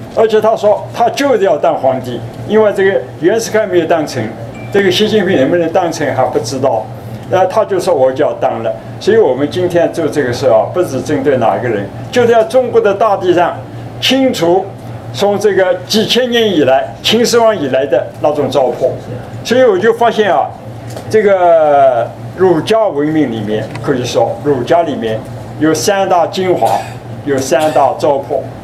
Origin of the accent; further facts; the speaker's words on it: China; 我们中国人讲诚信